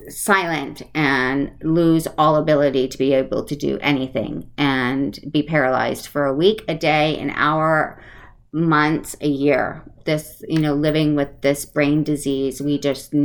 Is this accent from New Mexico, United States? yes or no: no; Connecticut, United States; moved away; I grew up on the East Coast in Connecticut, so I am an East Coaster, and sometimes you hear my accent come out.